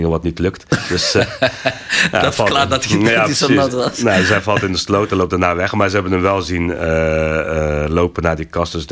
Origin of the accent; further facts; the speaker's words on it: Belgium; Ja, ze vroegen waar ik vandaan kom. Ik zeg, ja, ben Bel, hij zegt Belgica, maar ik kon